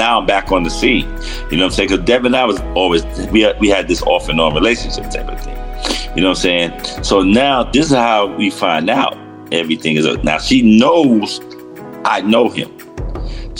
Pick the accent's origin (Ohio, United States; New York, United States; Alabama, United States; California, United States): New York, United States; New York City; moved away as an adult; now in Roosevelt, United States; I'm from Harlem